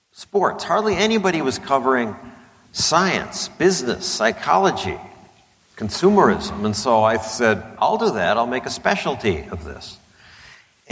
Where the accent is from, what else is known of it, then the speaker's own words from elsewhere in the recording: Wilmette, Illinois, United States; I grew up in Wilmette